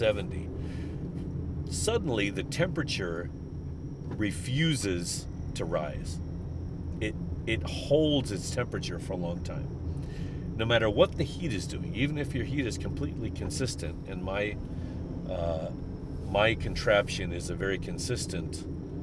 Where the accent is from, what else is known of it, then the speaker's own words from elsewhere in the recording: St. Louis, Missouri, United States; I'm from St. Louis